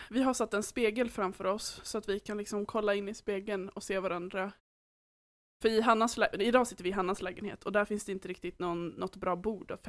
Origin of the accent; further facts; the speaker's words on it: Åland, Finland; accent: Åland Swedish; now in Sweden; För att när jag åker hem till Åland, då vänder jag väldigt direkt och börjar prata åländsk